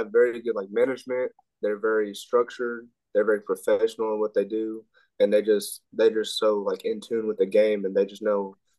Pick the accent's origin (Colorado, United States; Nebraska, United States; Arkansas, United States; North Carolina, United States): Arkansas, United States; Bryant; I'm from Bryan, Arkansas, by Little Rock.